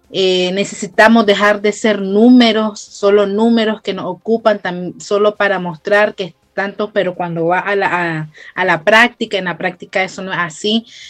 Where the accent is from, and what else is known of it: Nicaragua; now in Costa Rica